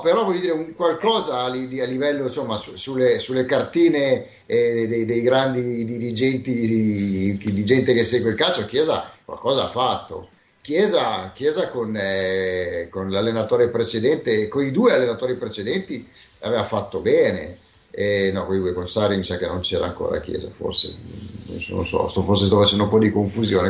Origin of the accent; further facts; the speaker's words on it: Milan, Lombardy, Italy; noi che siamo di Milano